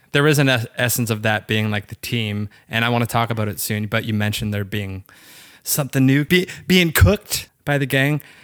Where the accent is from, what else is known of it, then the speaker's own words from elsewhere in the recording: Waterloo, Ontario, Canada; moved away; I'm from Waterloo, Ontario.